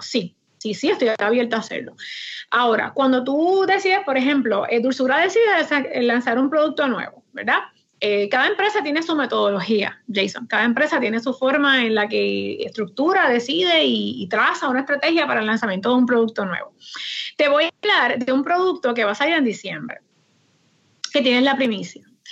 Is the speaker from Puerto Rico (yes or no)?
yes; Aguada, Puerto Rico; now in Moca, Puerto Rico; Yo soy original de Aguada